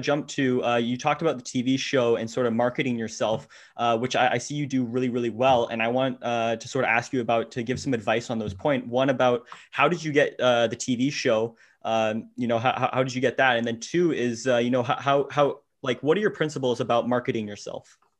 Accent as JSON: {"language": "English", "town": "Ottawa", "region": "Ontario", "country": "Canada", "said": "I'm from Ottawa"}